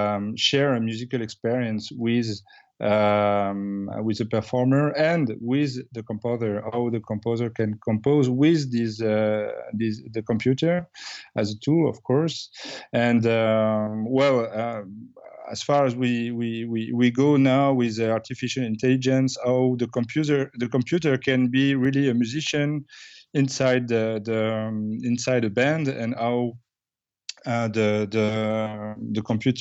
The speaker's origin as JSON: {"language": "English", "town": "Bordeaux", "region": "Nouvelle-Aquitaine", "country": "France", "tie": "born or raised there", "said": "Well, I grew up in Bordeaux, France, where I did my music learning."}